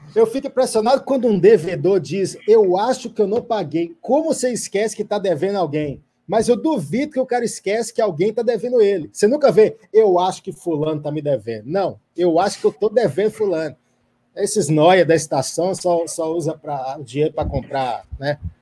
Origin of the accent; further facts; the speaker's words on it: Minas Gerais, Brazil; Eu sou o patrocinador do Galo, porque eu sou de Minas Gerais